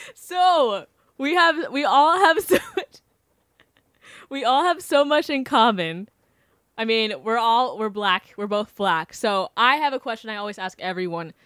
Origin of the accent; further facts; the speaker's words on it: Wellington, Florida, United States; I grew up in Wellington